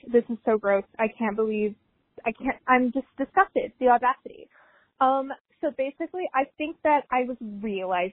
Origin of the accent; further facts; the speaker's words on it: Colorado, United States; I am from Colorado